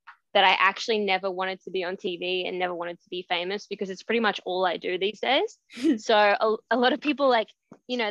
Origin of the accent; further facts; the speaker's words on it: Australia; for a local newspaper in my town where I grew up in Australia